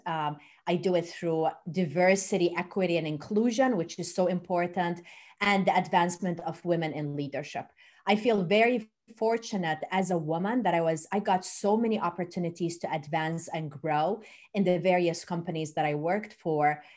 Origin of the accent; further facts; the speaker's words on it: Jordan; moved away as an adult; also born or lived in Turkey; now in Louisiana, United States; I was born in Turkey and raised in Jordan. And then I moved to the U S twenty-five years ago